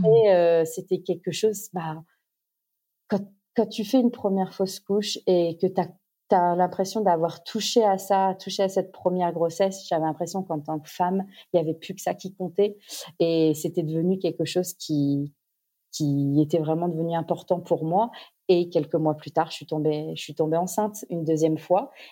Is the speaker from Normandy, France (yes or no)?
no; Auxerre, Bourgogne-Franche-Comté, France; moved away as an adult; now in Australia; chez nous, à Auxerre, en Bourgogne.